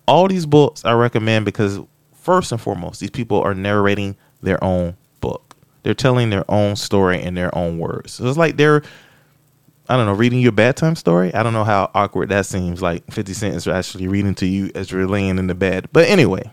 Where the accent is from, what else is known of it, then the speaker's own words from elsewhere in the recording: Florida, United States; moved away; I'm from Florida